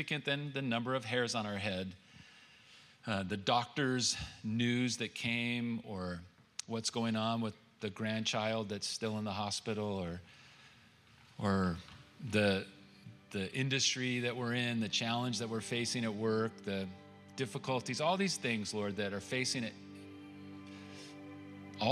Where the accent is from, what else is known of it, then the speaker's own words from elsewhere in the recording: California, United States; I'm from California